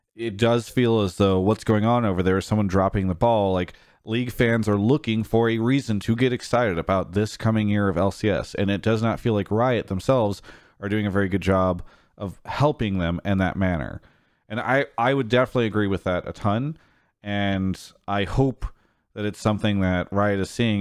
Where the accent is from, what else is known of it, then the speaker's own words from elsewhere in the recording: San Diego, California, United States; I'm from that area